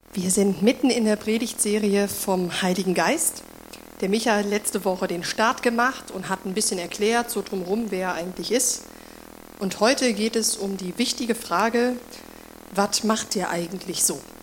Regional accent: Germany; moved away; damals in Deutschland, in dem Ort, wo ich aufgewachsen bin

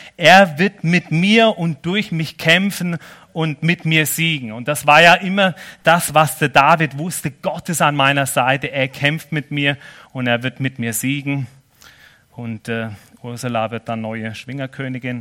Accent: Germany; also born or lived in Nesslau, Switzerland; now in Switzerland; ich bin ja schon Schweizer mittlerweile, auf dem Pass, aber als Deutscher

